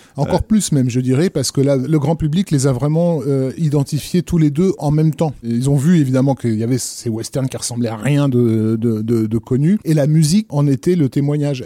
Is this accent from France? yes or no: no; Algiers, Algiers Province, Algeria; moved away; je suis né à, à Alger